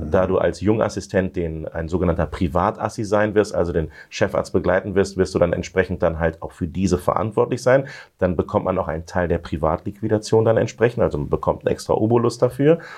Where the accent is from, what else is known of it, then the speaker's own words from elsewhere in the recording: Silze, Lower Saxony, Germany; also born or lived in Hanover; Ja, genau, in Hannover geboren und in Silze aufgewachsen.